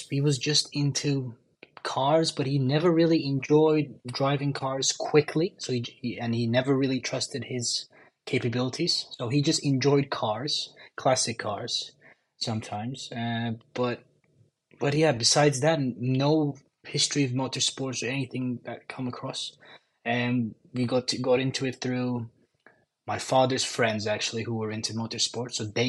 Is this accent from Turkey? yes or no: yes; Istanbul, Turkey; A lot of traffic, yeah, that's for sure. But besides that, honestly, life, yeah, like I said, I mean, like you said, I mean, motocross racing when I was five. I actually won the Turkish motocross championship when I was six